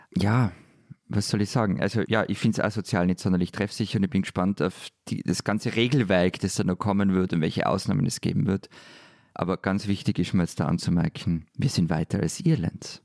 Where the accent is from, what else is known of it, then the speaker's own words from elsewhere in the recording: Vienna, Austria; bei uns in Wien